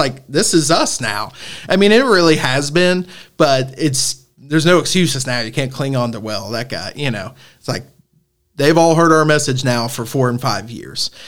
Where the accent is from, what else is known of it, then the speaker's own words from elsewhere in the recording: Northern Kentucky, United States; I'm obviously from Northern Kentucky